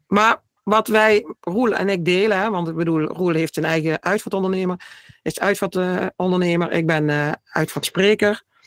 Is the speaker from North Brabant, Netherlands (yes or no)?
yes; Vierlingsbeek, North Brabant, Netherlands; ik kom uit Vierlingsbeek